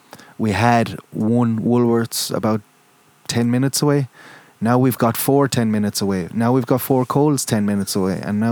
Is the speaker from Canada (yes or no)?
no; Waterford, Munster, Ireland; moved away as an adult; now in Perth, Australia; and I'm from Ireland, obviously.